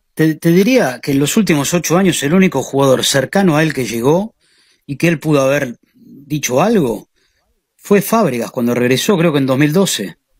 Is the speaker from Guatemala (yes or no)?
no; Argentina; now in Spain; como argentinos